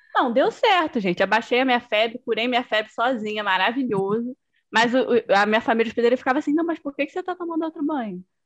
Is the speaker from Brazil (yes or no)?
yes; Brazil; aqui a gente não tem, né, isso de ter, tipo, mais de uma língua oficial, né? A gente tem o, o português e Libras